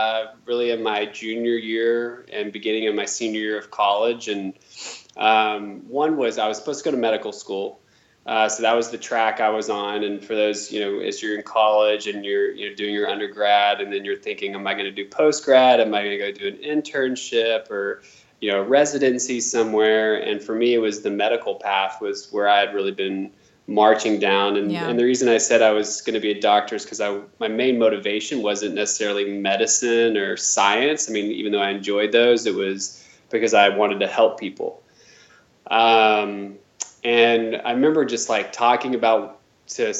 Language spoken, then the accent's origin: English; Arlington, Texas, United States; also born or lived in Kansas; I'm a Texan born and bred